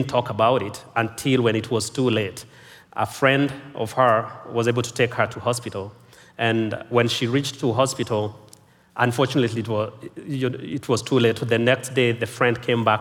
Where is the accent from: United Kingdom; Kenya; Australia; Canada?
Kenya; I was born and raised in Kenya.